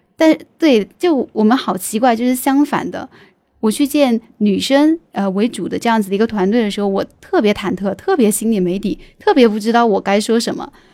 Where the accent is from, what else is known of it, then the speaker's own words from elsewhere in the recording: Sichuan, China; accent: Sichuanese; 用我们四川话来说